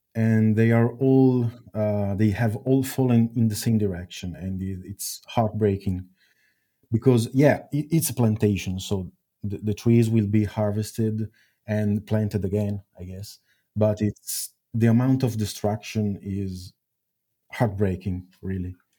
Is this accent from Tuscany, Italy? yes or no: no; Milan, Lombardy, Italy; it all started in Milan, my, my own my, my hometown